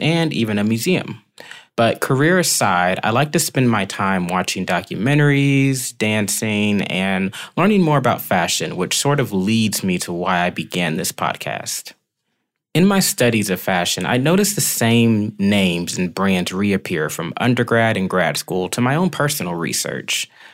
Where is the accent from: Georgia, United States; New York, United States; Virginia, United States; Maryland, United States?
Georgia, United States; Decatur; I'm from Decatur, Georgia, right outside of Atlanta.